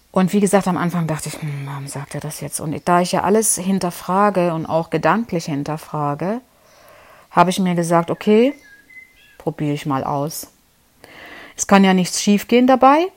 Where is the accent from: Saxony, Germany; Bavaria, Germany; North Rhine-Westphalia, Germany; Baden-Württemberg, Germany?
Saxony, Germany; Leipzig; now in Konstanz, Germany; wie du ja weißt, ich bin ja aus Leipzig und lebe jetzt 20 Jahre hier in Konstanz. Also vorher noch woanders, aber genau genommen sind es 20 Jahre. Und bin auch alleine hier ausgewandert sozusagen, ohne Familie.